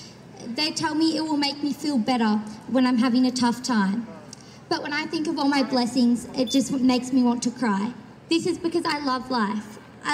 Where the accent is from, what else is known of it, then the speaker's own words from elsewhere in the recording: Castlemaine, Victoria, Australia; I'm also from Castlemaine.